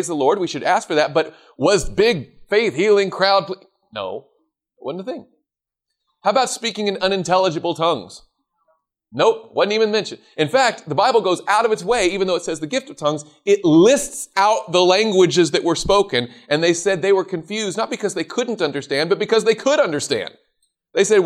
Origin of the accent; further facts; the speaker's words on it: the South, United States; I grew up in the South.